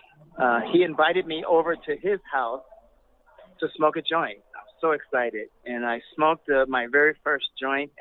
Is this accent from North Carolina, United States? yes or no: no; Chicago, Illinois, United States; I was born in Chicago